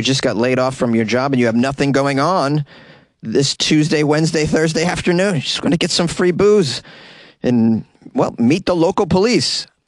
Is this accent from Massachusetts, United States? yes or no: yes; Boston, Massachusetts, United States; accent: Boston; It's a story out of my hometown. Let's swing with a little Boston accent here and there.